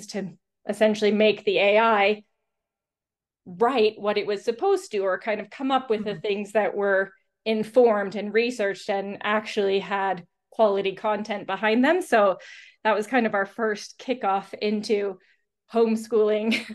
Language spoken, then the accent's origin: English; Iowa, United States; moved away; also born or lived in United Kingdom; I'm American, so grew up here